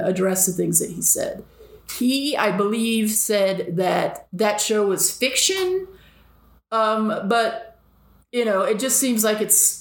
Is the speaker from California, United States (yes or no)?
yes; Southern California, United States; I grew up in Southern California